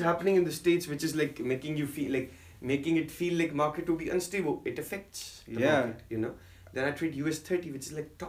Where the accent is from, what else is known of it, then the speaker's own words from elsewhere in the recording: Pakistan; moved away as an adult; now in South Africa; What is my name, you know? Like, I'm from, like, I grew up in Pakistan, like that's where I was born, and my, like, I'm a Pakistani.